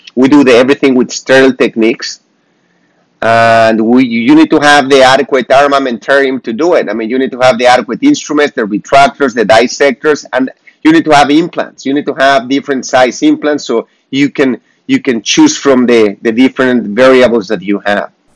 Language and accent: English; Mexico; moved away; I am from Mexico.